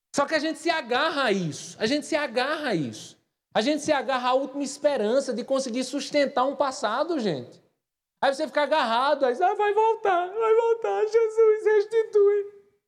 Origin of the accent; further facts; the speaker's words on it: Patos, Paraíba, Brazil; moved away as an adult; now in João Pessoa, Brazil; as pessoas notam que eu sou de Patos